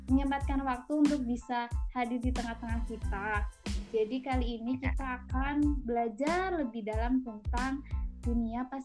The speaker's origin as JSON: {"language": "Indonesian", "region": "West Java", "country": "Indonesia", "said": "Ini kan gue dari"}